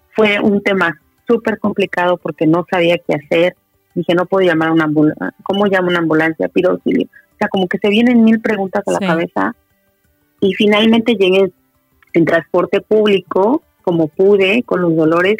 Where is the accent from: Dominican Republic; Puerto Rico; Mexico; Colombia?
Mexico; moved away as an adult; now in Santiago, Chile; soy mexicana, eh, actualmente vivo en Santiago de Chile